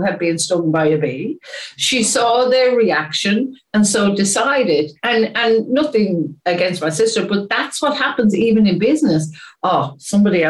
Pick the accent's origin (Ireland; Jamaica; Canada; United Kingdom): Ireland; I am Irish